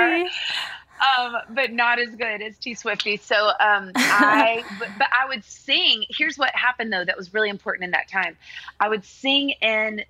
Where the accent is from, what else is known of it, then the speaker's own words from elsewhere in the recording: Nashville, Tennessee, United States; I grew up in Nashville